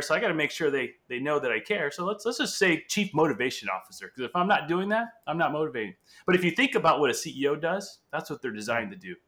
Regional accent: Angola; first language Portuguese; English is a second language; also born or lived in Portugal; now in California, United States; So, English is my second language, Portuguese being my first. I was born in Angola, Africa

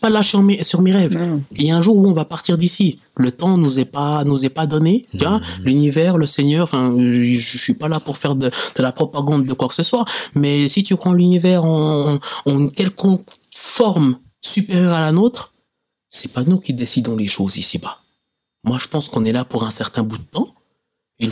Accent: Switzerland; Certes, j'ai pas vécu longtemps dans mon pays d'origine, mais je sais que la situation là-bas n'est pas la même. Ici en Suisse

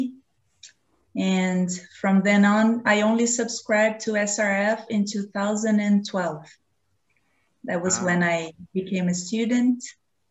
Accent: Rio de Janeiro, Brazil; now in Nova Friburgo, Brazil; I'm from Rio de Janeiro

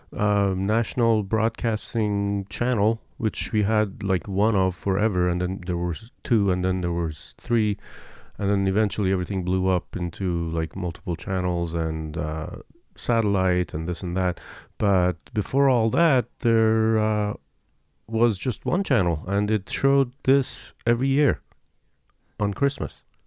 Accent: Iran; moved away; I'm from Iran

